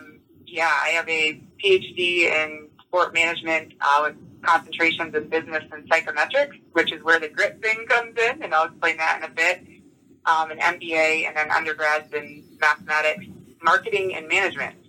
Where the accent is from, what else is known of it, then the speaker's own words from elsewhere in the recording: Upper Peninsula of Michigan, United States; I grew up in the Upper Peninsula of Michigan, where I'm at right now